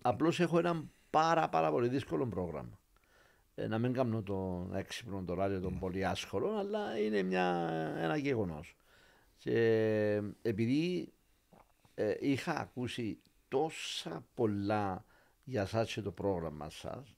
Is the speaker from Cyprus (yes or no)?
yes; Limassol, Limassol District, Cyprus; Και, και λέμε Λεμεσόν. Την, αγαπώ την πόλη μου πάρα πάρα πολύ